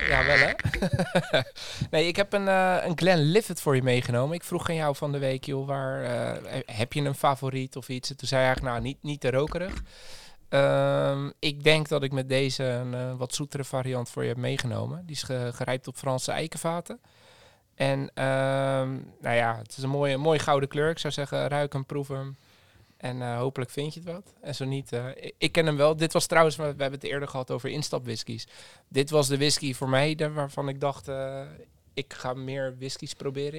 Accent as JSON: {"language": "Dutch", "town": "Alphen aan den Rijn", "region": "South Holland", "country": "Netherlands", "said": "Wij komen zelf ook uit Alphen."}